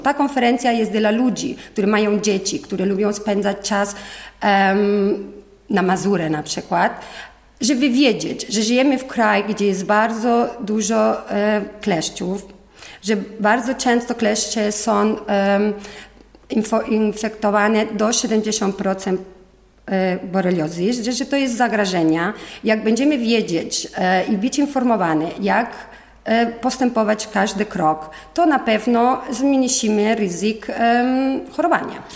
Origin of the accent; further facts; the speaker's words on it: Spain; Polish is a second language; moved away as an adult; now in Poland; Jestem Hiszpanka, mieszkam w Polsce już 20 lat